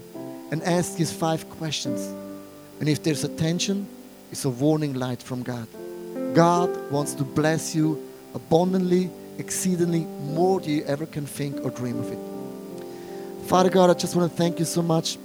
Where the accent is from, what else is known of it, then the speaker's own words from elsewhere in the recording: Buch, St. Gallen, Switzerland; English is a second language; moved away; also born or lived in Zurich / Wallisellen; since I'm a little boy, I'm coming from Buch St. Gallen